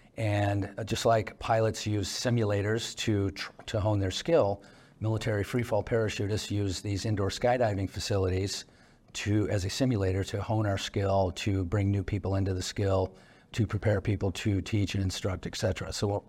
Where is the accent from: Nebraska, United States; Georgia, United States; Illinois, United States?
Illinois, United States; just outside of Chicago; moved away as an adult; I grew up just outside of Chicago, so grew up diving on Lake Michigan.